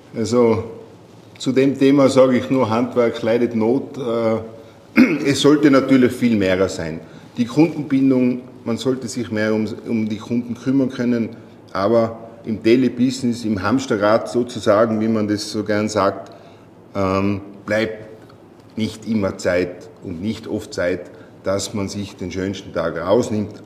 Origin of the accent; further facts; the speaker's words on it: Tyrol, Austria; Ich komme aus Tirol